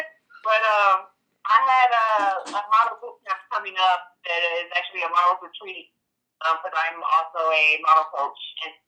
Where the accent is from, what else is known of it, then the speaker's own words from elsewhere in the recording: Florida, United States; also born or lived in Flint, Michigan / Georgia; I was born in Flint, Michigan. I grew up in Florida, and I started elementary school in Georgia. So I kind of moved around a lot.